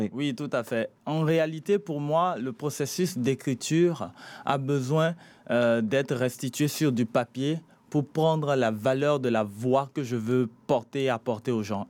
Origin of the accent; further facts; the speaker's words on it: Benin; Mon père est malien, ma mère togolaise. Je suis né au Bénin